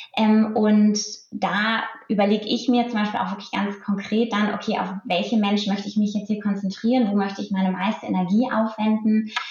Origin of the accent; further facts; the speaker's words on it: Lüneburg Heath, Lower Saxony, Germany; ein, ein, Bauernhof, auf dem ich aufgewachsen bin, nur mit meiner Familie